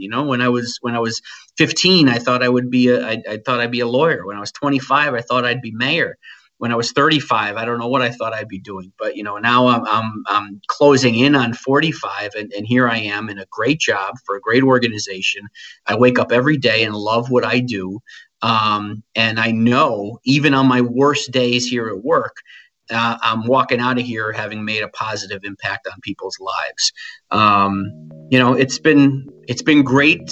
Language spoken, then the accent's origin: English; New England, United States; growing up in New England in the 80s and 90s